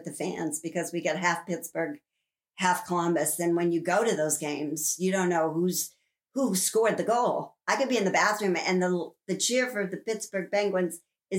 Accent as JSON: {"language": "English", "country": "Canada", "said": "I mean, I'm Canadian. How can I not?"}